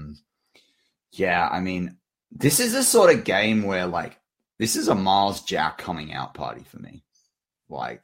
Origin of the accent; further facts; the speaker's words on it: Australia; As an Australian fan